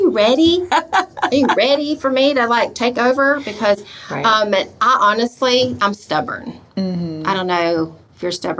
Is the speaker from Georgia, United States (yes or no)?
yes; Albany, Georgia, United States; born or raised there; moved away as an adult